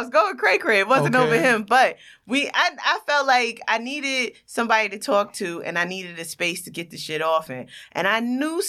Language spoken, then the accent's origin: English; New York City, New York, United States; I'm from Far Rock.